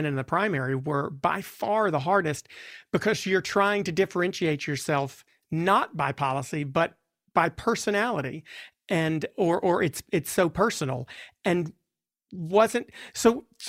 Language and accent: English; the South, United States; as a Democrat from the South